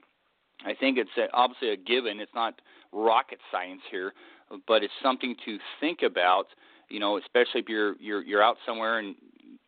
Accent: Southern California, United States; growing up in Southern California, my parents losing their house during the Cedar Fire

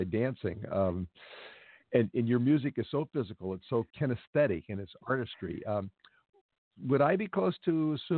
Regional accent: Los Angeles, California, United States; my hometown here in L.A.

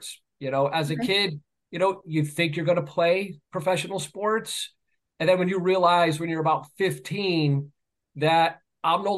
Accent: New York, United States; moved away as an adult; now in Massachusetts, United States; growing up in New York, but now working and living in Massachusetts

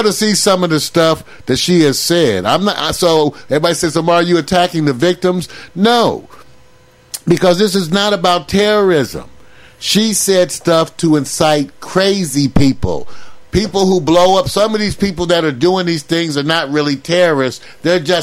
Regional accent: United States; I grew up in America

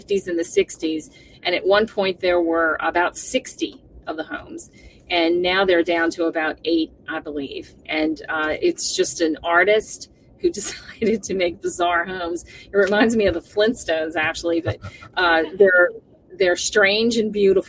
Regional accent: the South, United States; I'm here from the South

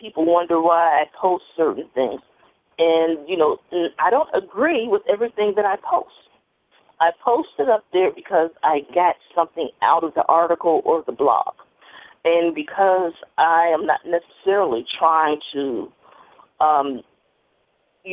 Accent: Chicago, Illinois, United States; I was raised here in Chicago

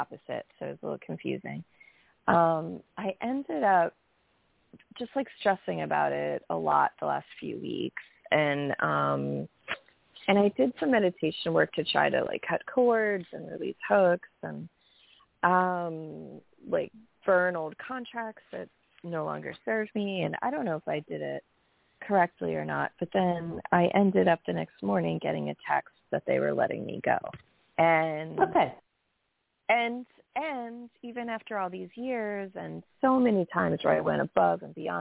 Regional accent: New York, United States; from New York

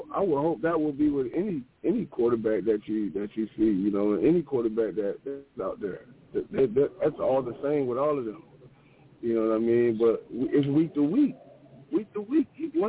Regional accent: Florida, United States; I'm from Florida, man.

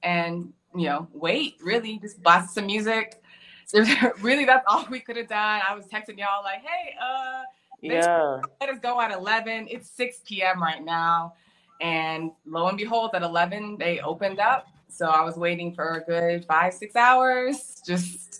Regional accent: Texas, United States; moved away as an adult; also born or lived in Middle East; I'm from America. But not really America, I'm from Texas

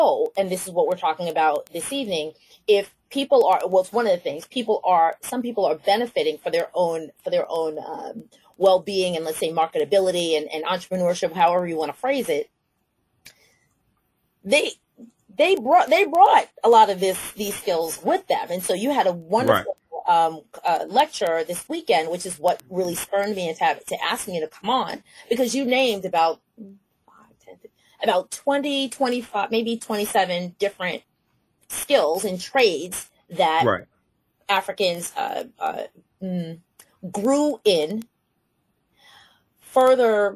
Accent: New York City, New York, United States; I'm a New Yorker, everybody knows I'm from Brooklyn

